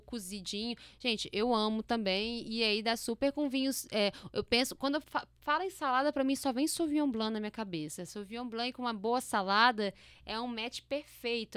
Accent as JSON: {"language": "Portuguese", "region": "interior of Espírito Santo", "country": "Brazil", "tie": "born or raised there", "said": "A gente é do interior do estado do Espírito Santo."}